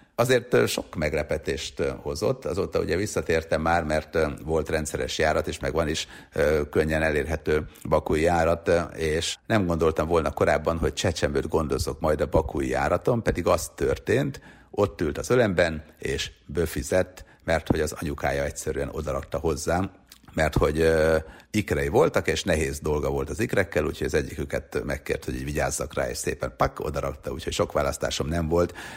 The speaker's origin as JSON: {"language": "Hungarian", "country": "Hungary"}